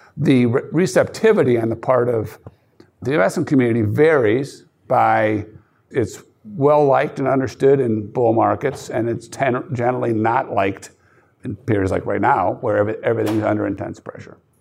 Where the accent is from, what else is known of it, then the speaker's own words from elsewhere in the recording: outside Chicago, Wisconsin, Midwest, United States; I grew up outside Chicago and then went to a high school in Lilton, Wisconsin, five thousand people.